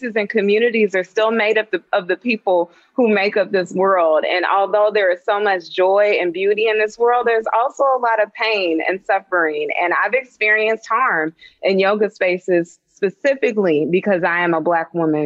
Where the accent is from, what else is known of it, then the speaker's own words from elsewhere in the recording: Dayton, Ohio, United States; I'm from Dayton, Ohio